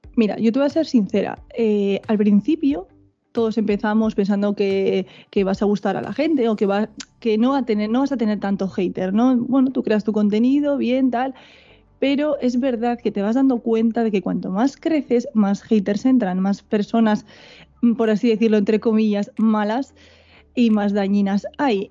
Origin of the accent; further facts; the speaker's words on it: Biscay, Basque Country, Spain; Siempre he sido del País Vasco. Lo que pasa es que tengo. Mi madre es gallega, mi padre sí nació aquí, entonces, pues tengo esos genes ahí gallegos también por el cuerpo, pero sí, yo soy, soy vasca, soy vizcaína